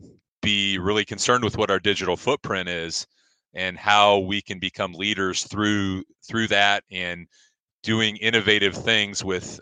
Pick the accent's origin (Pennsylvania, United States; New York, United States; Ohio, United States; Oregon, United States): Ohio, United States; Ashland; But my background is, I am from Ashland, graduated from Ashland High School, spent all of my elementary and middle school years in the Ashland City School District